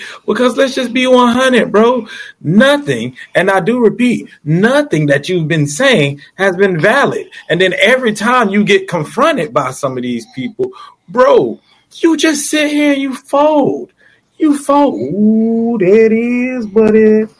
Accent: Florida, United States; I'm from Florida.

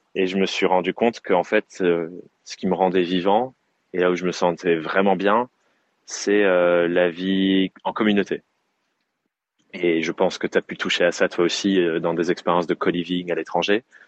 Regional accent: Dordogne, Nouvelle-Aquitaine, France; now in Corrèze, France; j'ai grandi en Dordogne, qui est juste à côté de la Corrèze

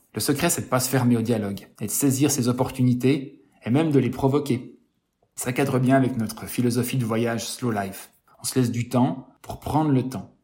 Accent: Switzerland; on est suisse

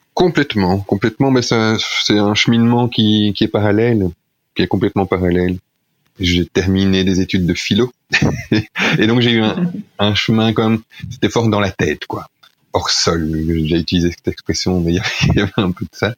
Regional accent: Charleroi, Wallonia, Belgium; also born or lived in La Louvière; now in Chiny, Belgium; je suis né à la mais j'ai grandi à Charleroi, euh, dans, dans l'approche banlieue de Charleroi

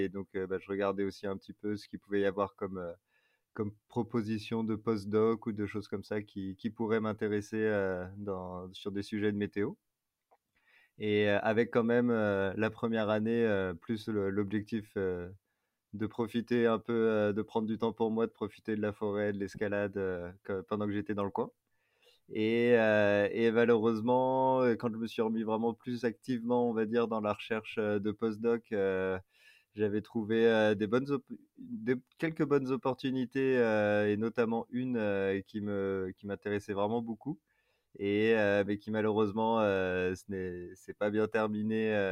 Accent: Paris region, near Versailles, Île-de-France, France; moved away as an adult; also born or lived in Grenoble / Clermont-Ferrand; now in Fontainebleau, France; j'ai grandi en région parisienne, mais plus dans l'ouest euh, parisien, pas très loin de Versailles

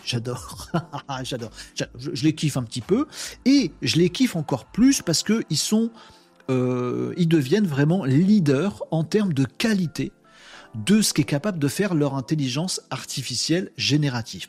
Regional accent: France; en tant que Français

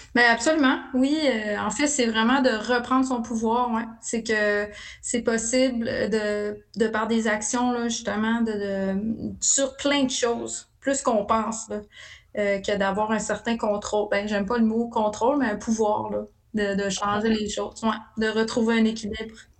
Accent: Abitibi-Témiscamingue, Quebec, Canada; je suis originaire d'Abitibi, d'Abitibi-Témiscamingue

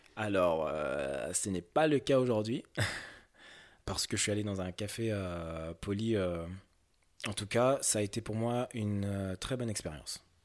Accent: France; j'ai grandi en France, et je suis typiquement un occidentaux

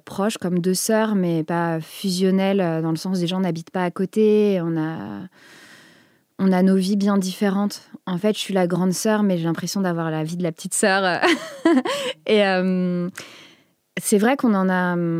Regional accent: Picardy, Hauts-de-France, France; j'ai grandi en Picardie

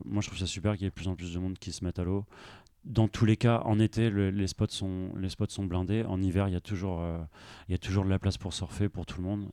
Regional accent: Brest, Brittany, France; also born or lived in Nantes; je viens de Brest

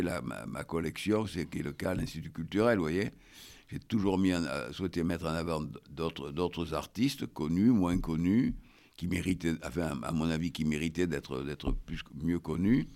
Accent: Bordeaux, Nouvelle-Aquitaine, France; je suis de Bordeaux

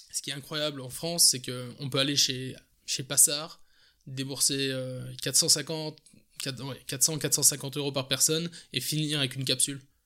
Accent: Belgium; accent: Belgian; also born or lived in England; l'accent, je suis belge

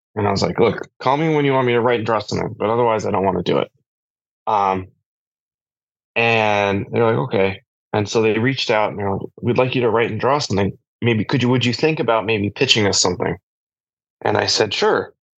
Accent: Massachusetts, United States; I grew up in Massachusetts, which is very like liberal.

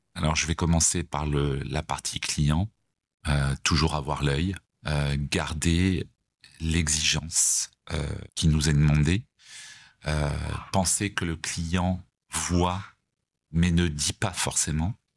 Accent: Savoie, Auvergne-Rhône-Alpes, France; moved away as an adult; also born or lived in Paris; now in Nice, France; étant attaché euh, quand même à la Savoie, puisque je suis savoyard d'origine

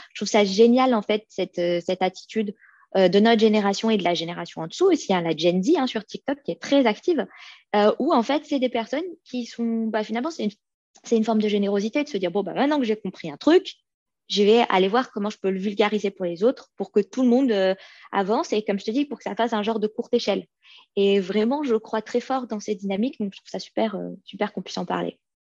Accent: France; moved away as an adult; now in Sweden; je suis née en France, mais mes parents sont des immigrés

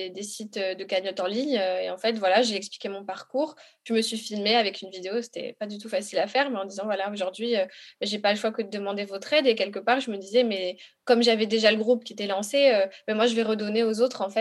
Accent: Republic of the Congo; comme je suis, je viens du Congo, si tu veux, je suis originaire de là-bas

